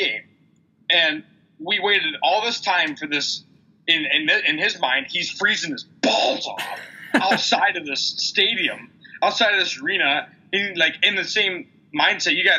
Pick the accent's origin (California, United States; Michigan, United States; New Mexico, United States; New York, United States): Michigan, United States; we're from the state of Michigan.